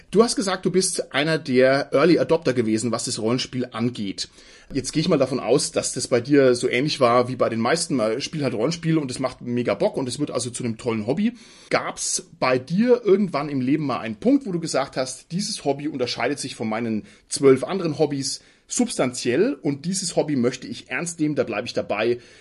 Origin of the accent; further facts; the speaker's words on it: Franconia, Bavaria, Germany; Ich bin ja selber als Franke gerade noch Süddeutscher